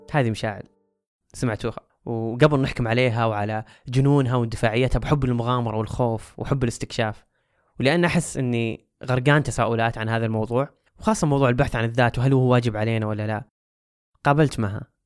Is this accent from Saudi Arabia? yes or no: yes; Saudi Arabia; هنا عندنا في السعودية